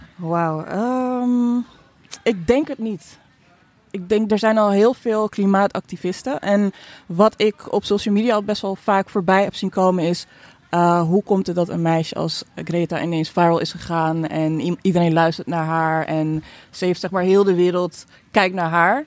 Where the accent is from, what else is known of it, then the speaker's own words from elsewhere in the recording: Netherlands; ik ben hier opgegroeid